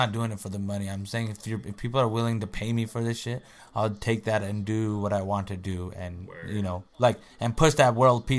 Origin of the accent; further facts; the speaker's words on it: India; accent: Indian; now in United States; Because my Indian accent couldn't get my green card.